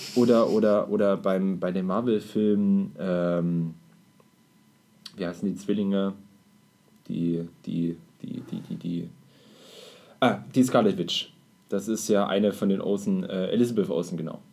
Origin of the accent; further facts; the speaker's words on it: Germany; als Deutscher